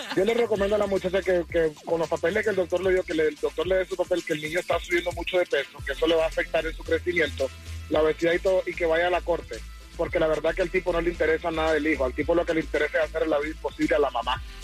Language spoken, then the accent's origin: Spanish; Colombia; now in Miami, United States; soy de Colombia